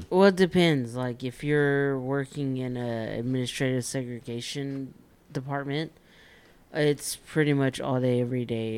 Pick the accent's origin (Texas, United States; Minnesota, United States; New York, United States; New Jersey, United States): Texas, United States; we're from Texas